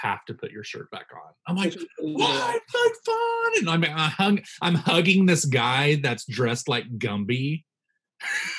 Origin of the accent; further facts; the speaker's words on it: Virginia, United States; moved away; It's Virginia.